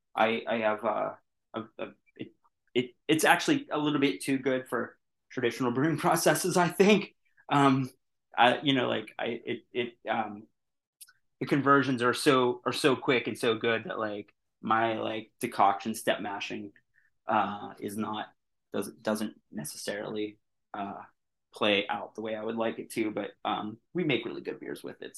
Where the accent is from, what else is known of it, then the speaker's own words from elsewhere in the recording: Pittsburgh, Pennsylvania, United States; I'm from Pittsburgh